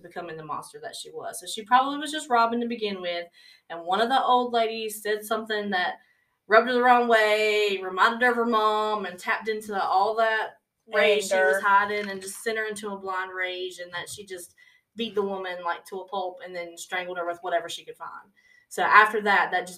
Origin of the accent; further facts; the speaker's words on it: the South, United States; We're from the South